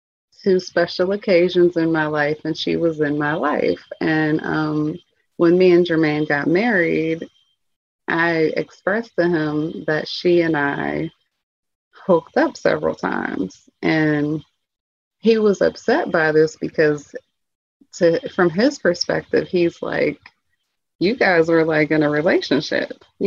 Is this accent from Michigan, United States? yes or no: no; Pittsburgh, Pennsylvania, United States; also born or lived in Atlanta; I'm from Pittsburgh, but I moved to Atlanta and then I moved back